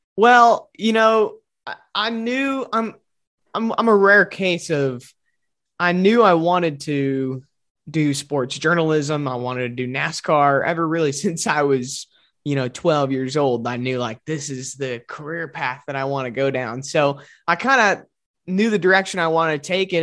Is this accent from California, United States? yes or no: no; Glenview, Illinois, United States; moved away as an adult; now in Arizona, United States; in the Chicago area, it's just a fun little, fun little town to grow up